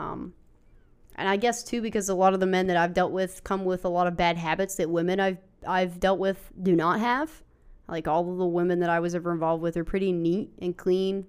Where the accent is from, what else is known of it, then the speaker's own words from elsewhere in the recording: West Virginia, United States; growing up in West Virginia, in our area